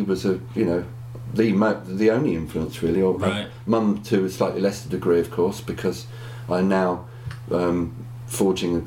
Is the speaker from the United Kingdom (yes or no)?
yes; Berkhamsted, East of England, United Kingdom; my hometown, Berkhamsted